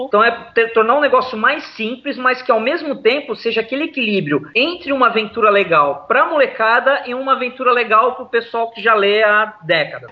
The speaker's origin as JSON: {"language": "Portuguese", "town": "Santos", "region": "São Paulo", "country": "Brazil", "said": "eu sou de Santos, no litoral de São Paulo"}